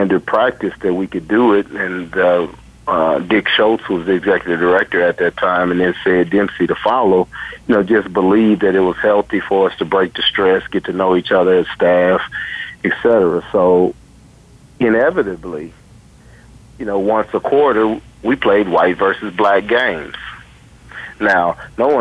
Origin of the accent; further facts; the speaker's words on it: Tulsa, Oklahoma, United States; moved away; I grew up in Tulsa, Oklahoma, and I went to college at Wichita State University and Howard